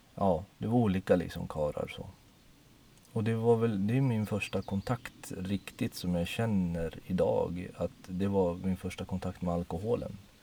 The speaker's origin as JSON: {"language": "Swedish", "country": "Poland", "tie": "born or raised there", "moved": "yes", "said": "jag är ju född i Polen"}